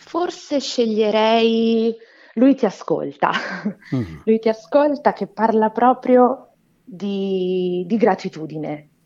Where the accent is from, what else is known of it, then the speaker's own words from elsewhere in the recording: Brazil; moved away; Sono brasiliana